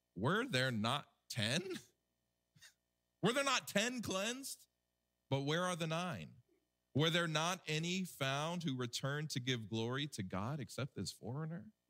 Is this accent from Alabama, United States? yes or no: yes; Alabama, United States; my home state of Alabama